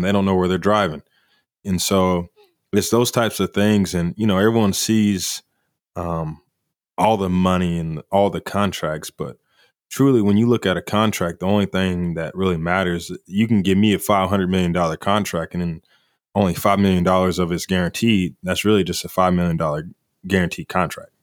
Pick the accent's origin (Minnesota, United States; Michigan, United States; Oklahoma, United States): Oklahoma, United States; Kingfisher; I'm from Kingfisher.